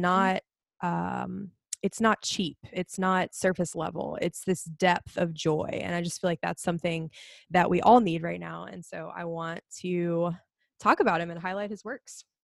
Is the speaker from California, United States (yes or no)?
no; Alabama, United States; also born or lived in South Louisiana; now in Louisiana, United States; I'm from Alabama originally, but found my way to South Louisiana and fell in love with it